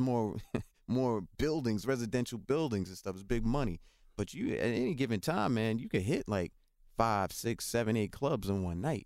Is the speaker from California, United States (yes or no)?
no; New York City, New York, United States; also born or lived in North Carolina; I grew up again in the South Bronx